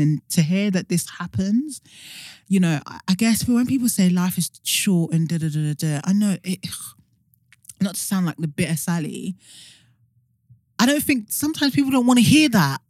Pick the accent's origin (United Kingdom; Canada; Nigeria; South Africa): Nigeria; even as a Nigerian